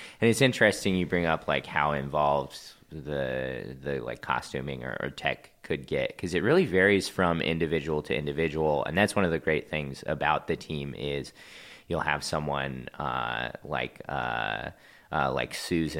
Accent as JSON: {"language": "English", "town": "Kansas City", "region": "Missouri", "country": "United States", "tie": "born or raised there", "also_born_or_lived": "Ohio", "lives_now": "Los Angeles, United States", "said": "Yeah. Grew up in the Kansas City area, went to college in Ohio, and then moved to L.A. shortly after that."}